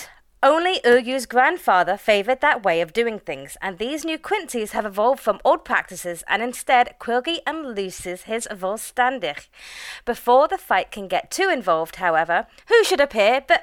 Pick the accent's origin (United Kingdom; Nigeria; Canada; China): United Kingdom; we're British